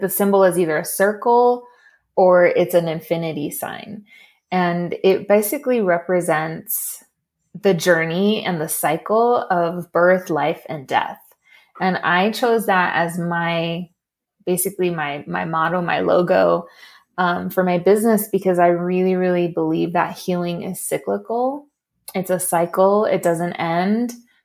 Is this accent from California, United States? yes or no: yes; Los Angeles, California, United States; also born or lived in Torrance, California; I actually am a native to LA. I was born in Torrance, California, and then we moved pretty quickly into my childhood to a little pueblito